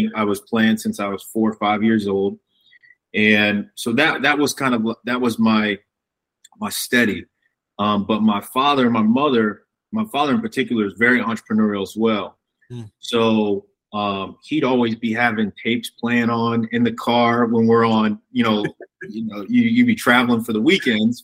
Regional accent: Fort Wayne, Indiana, United States; I grew up in Fort Wayne

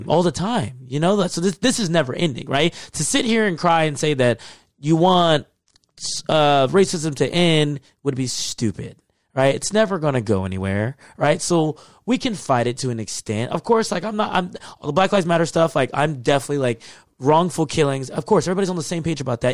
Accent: Texas, United States; moved away; I grew up in Texas, in the South.

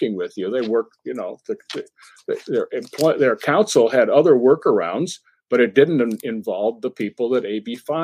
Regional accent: Massachusetts, United States; I'm from Massachusetts

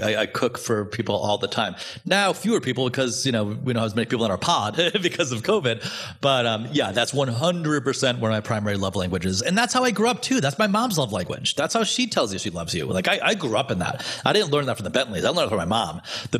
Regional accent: Providence, Rhode Island, United States; And Al Forno was in Providence, and I grew up in Providence.

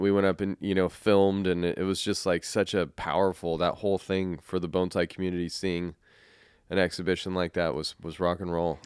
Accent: Colorado, United States; also born or lived in California; now in Saint Helens, United States; growing up in Colorado

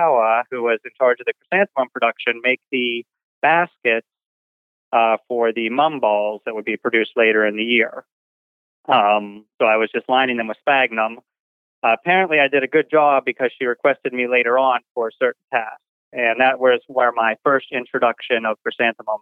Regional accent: Pittsburgh, Pennsylvania, United States; moved away as an adult; now in Oklahoma, United States; I'm originally from Pittsburgh, Pennsylvania

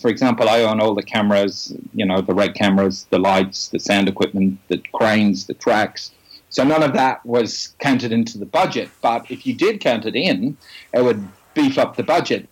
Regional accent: Dublin, Leinster, Ireland; I'm originally from the Republic of Ireland, Dublin

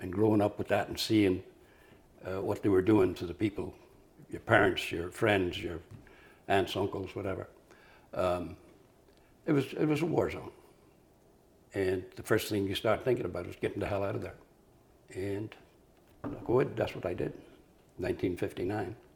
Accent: Tyrone, Northern Ireland, United Kingdom; moved away as an adult; now in New York City, United States; I was born in Tyrone, Northern Ireland

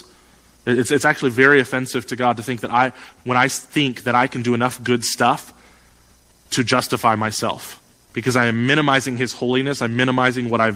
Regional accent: United States; as an American

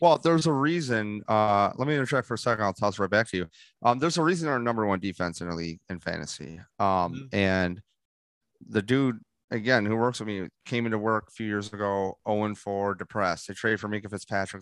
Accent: Rochester, New York, United States; I go, Rochester. I go, he goes, What part? I go, Gates

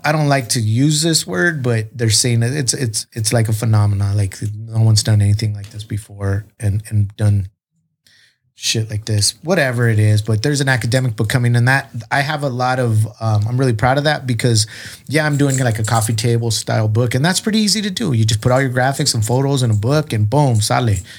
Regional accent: South Texas, United States; I grew up hunting in South Texas and being on ranches

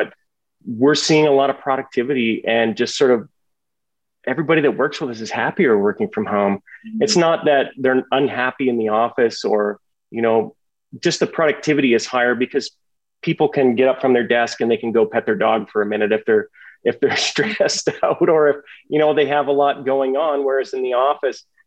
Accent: Canada

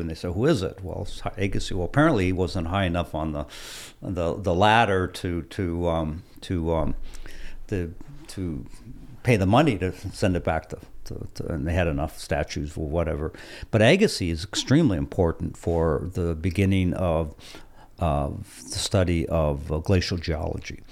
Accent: Hancock, Michigan, United States; I was a kid growing up in Quincy Hill

